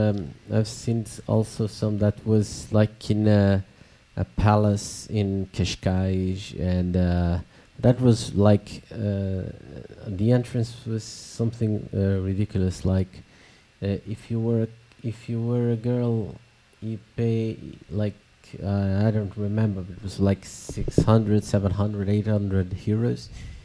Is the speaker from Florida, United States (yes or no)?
yes; Florida, United States; I was original from South Florida